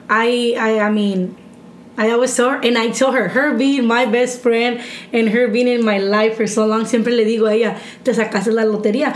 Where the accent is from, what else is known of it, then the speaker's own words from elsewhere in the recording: Santa Ana, California, United States; also born or lived in Mexico / Corona, California; I moved from Santa Ana, from my mom's house to my brother's house